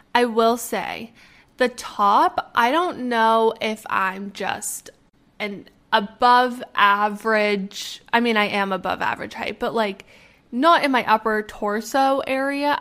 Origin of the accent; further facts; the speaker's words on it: Canada; moved away as an adult; also born or lived in Arizona; I'm from Canada